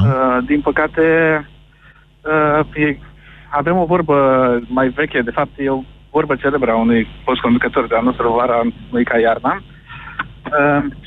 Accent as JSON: {"language": "Romanian", "town": "Constanța", "region": "Constanța County", "country": "Romania", "said": "sunt din Constanța"}